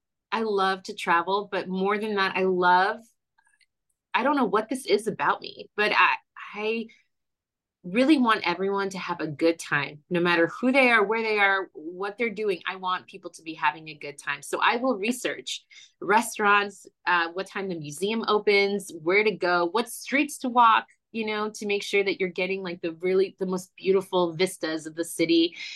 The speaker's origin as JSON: {"language": "English", "region": "Florida", "country": "United States", "tie": "born there", "said": "I was born in Florida, so there is a way to do Disney"}